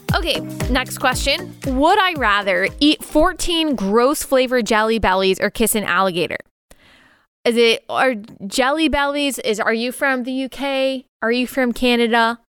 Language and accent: English; Texas, United States; born and raised in Texas, I'm a Tex-Mex girl